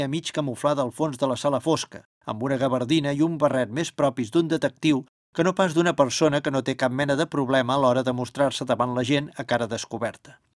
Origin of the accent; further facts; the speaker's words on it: Olesa de Montserrat, Catalonia, Spain; jo, com ja he explicat, sóc d'Olesa de Montserrat, comarca del Baix Llobregat Nord, o sigui una mica de la Catalunya interior, de poble, per entendre'ns millor. La gent de poble parlem un català natural correcte